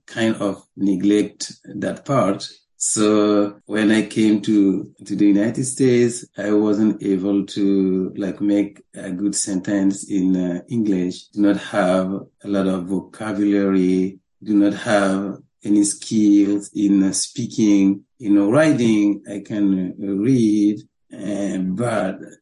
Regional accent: Burkina Faso; English is a second language; moved away as an adult; now in New York, United States; I was born in 1973 in Burkina Faso

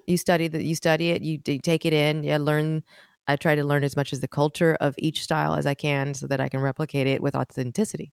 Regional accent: Oakland, California, United States; moved away as an adult; also born or lived in Berkeley, California / Ohio; now in Los Angeles, United States; I was born in Berkeley, raised in Oakland

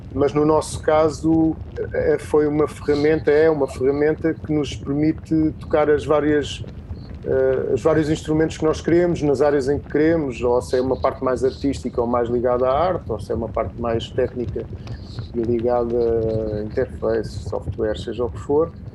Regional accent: Setúbal, Portugal; also born or lived in Lisbon; Estou aqui na minha terra, ah, na minha casa, na Setúbal é sempre a minha casa

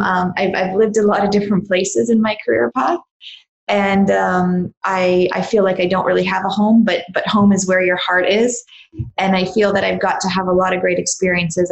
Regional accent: Canada; I grew up in Canada

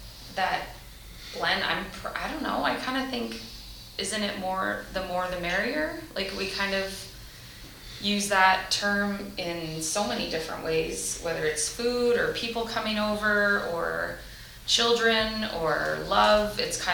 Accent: Canada; And there is privilege in the sense that we're born Canadian, or we have a Canadian passport

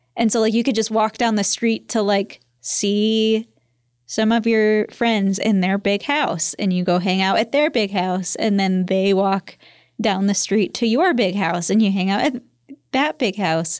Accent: Michigan, United States

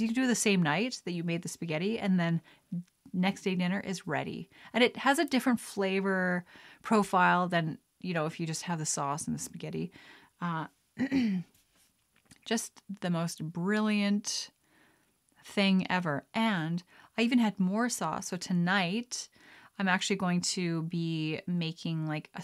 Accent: Lethbridge, Alberta, Canada; moved away; Growing up in Alberta, like in Lethbridge

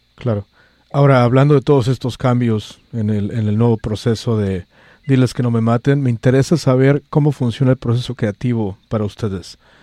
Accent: Mexico; now in San Francisco, United States; soy el único mexicano país en esta estación

